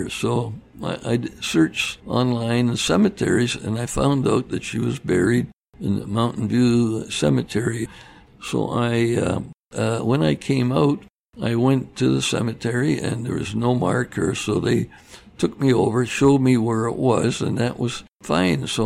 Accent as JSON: {"language": "English", "town": "Vancouver", "region": "British Columbia", "country": "Canada", "tie": "born or raised there", "moved": "yes", "said": "Yeah, I grew up in Vancouver"}